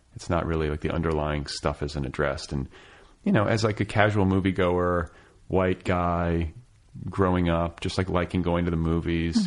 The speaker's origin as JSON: {"language": "English", "town": "Milwaukee", "region": "Wisconsin", "country": "United States", "moved": "as an adult", "lives_now": "Los Angeles, United States", "said": "I'm from the Midwest. I'm from Milwaukee."}